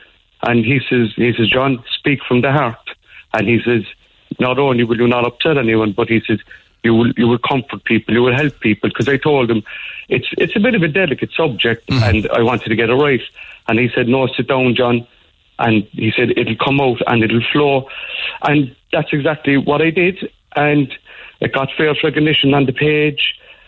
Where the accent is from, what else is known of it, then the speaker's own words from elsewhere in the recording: Cork, Munster, Ireland; Sean was from Blackrock and I was from Knocknaheeny